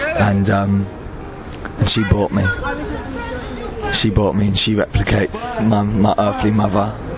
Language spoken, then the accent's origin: English; London, United Kingdom; I'm 22, born and raised in London, England.